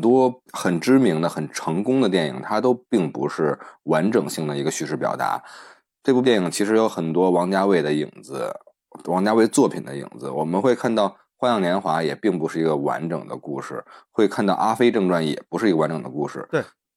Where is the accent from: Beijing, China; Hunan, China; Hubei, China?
Beijing, China; 我们北京，北京人管这个叫“扒眼儿